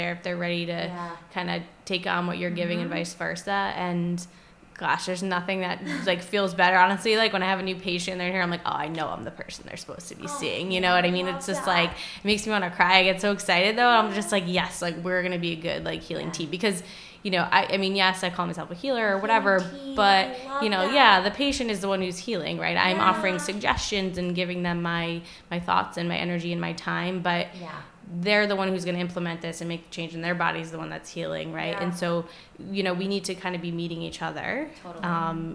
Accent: Westerly, Rhode Island, United States; moved away as an adult; also born or lived in Boston / Pacific Northwest; now in Providence, United States; growing up in Rhode Island, I wasn't familiar

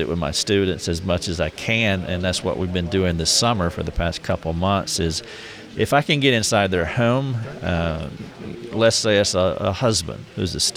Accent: the South, United States; accent: Southern; I'm from the South

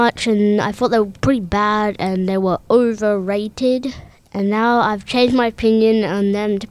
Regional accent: England, United Kingdom; he plays for England, which is my home country

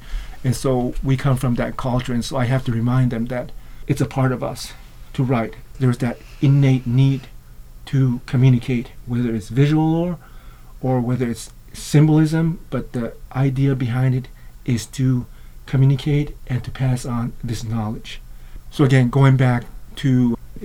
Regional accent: New Mexico, United States; As an Ashwi member from a tribe in New Mexico

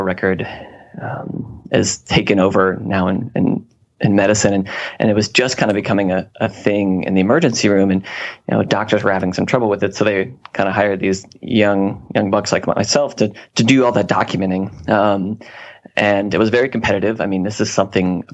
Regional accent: Newport News, Virginia, United States; moved away as an adult; also born or lived in Charlottesville, Virginia / Shenandoah Valley, Virginia; I'm from the Hampton Roads area of Virginia, so kind of the peninsula, you know, near the coast, and more specifically in Newport News, Virginia.

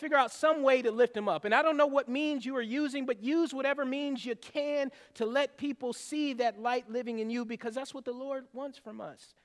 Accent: the South, United States; I grew up in the South

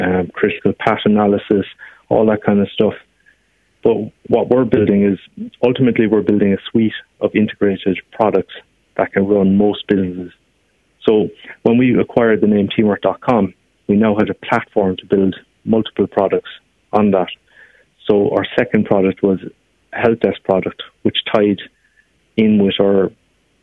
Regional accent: Glanmire, Munster, Ireland; I'm from Glanmire in Cork. I mean, we are both educated in Cork

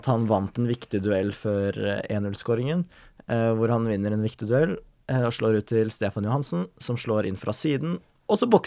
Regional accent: Norway

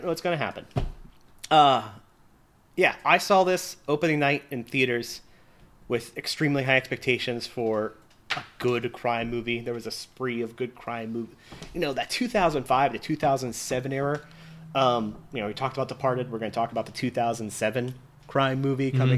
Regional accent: Nevada, United States; growing up in Nevada

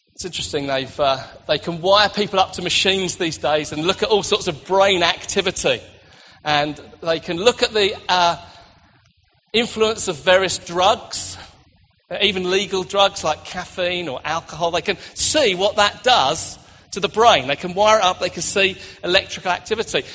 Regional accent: United Kingdom; we're British

